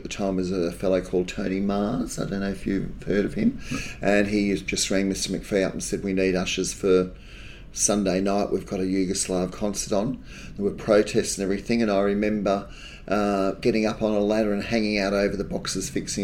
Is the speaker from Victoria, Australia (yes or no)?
no; Sydney, New South Wales, Australia; I grew up in Gaimia